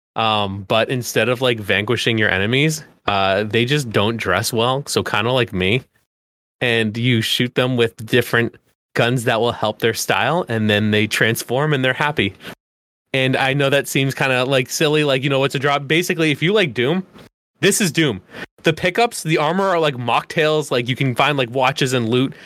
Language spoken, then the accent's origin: English; Boston, Massachusetts, United States; as a Bostonian